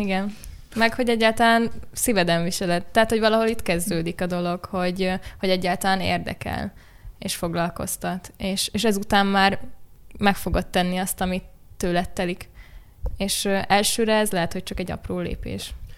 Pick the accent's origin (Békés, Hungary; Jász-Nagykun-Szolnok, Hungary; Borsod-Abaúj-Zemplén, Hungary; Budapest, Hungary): Budapest, Hungary; itt ugye Budapesten születtem, nagyon nem voltam sokat vidéken